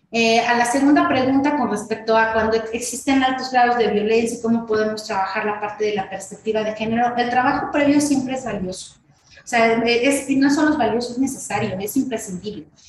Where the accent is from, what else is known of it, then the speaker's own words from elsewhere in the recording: State of Mexico, Mexico; En el estado de México, que es el estado de donde, de donde soy